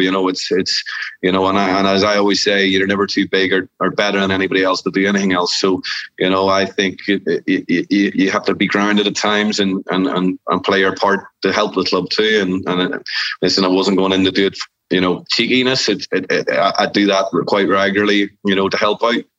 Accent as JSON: {"language": "English", "region": "Northern Ireland", "country": "United Kingdom", "said": "Technically, we're all Irish because we live in we live in Northern Ireland or Republic of Ireland."}